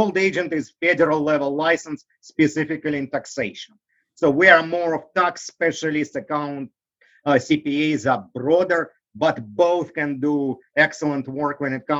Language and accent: English; Russia; English is a second language; moved away as an adult; now in United States; I grew up in Russia.